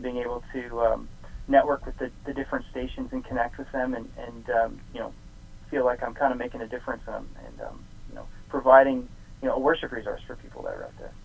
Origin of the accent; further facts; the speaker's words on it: Canada; being a Canadian and having you know my songs be produced in Canada